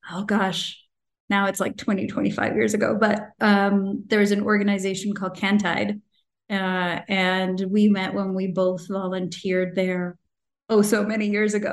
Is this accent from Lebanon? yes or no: no; Nigeria; also born or lived in Sri Lanka; so I was born in Sri Lanka. Um, and but left at a very young age. Um, I think I was two or three years old uh, at the time that I left, and I was part of that contingent or cohort of Tamil uh, people from Sri Lanka went to Nigeria.